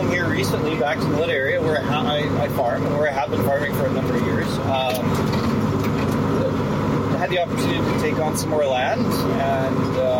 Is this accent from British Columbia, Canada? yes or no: no; Melita, Manitoba, Canada; also born or lived in Dauphin, Manitoba; Now, I'm originally from Melitta, Manitoba, kind of born and raised. A bit of a transplant to Dauphin, finished some high school up there.